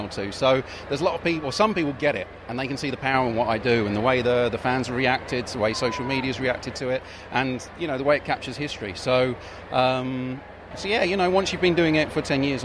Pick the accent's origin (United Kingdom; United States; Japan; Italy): United Kingdom; England; I'm an English guy